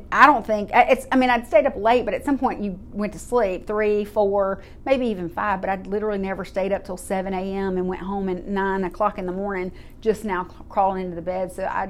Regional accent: Baton Rouge, Louisiana, United States; born there; I was born in Baton Rouge, Louisiana, and my mom was a single parent in the Army.

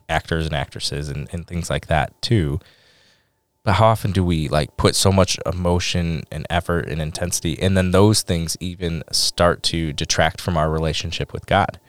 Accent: Detroit, Michigan, United States; I'm from Detroit

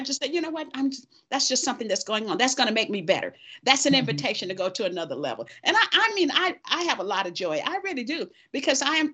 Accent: the South, United States; I was born in the South.

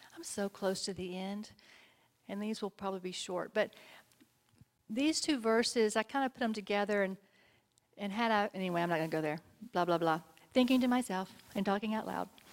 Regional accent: Texas, United States; I'm from Texas.

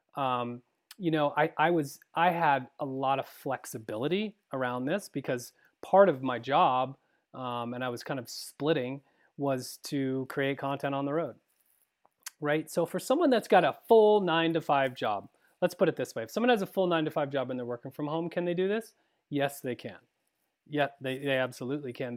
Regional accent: Vermont, United States; moved away; growing up in Vermont, uh, my brother is still back there

